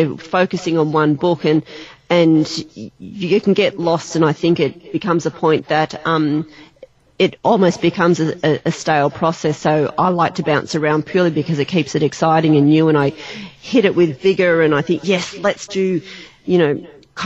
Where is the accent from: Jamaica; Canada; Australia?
Australia; I'm an Aussie